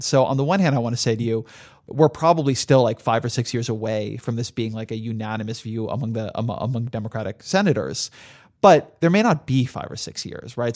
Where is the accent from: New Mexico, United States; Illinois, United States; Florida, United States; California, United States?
California, United States; Southern; I grew up in Southern California